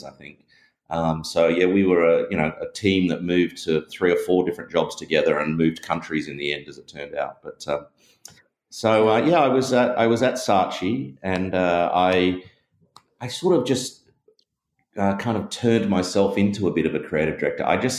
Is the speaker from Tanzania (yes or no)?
no; Perth, Western Australia, Australia; you can tell from my accent, I'm from Australia, and I grew up in Perth in Western Australia.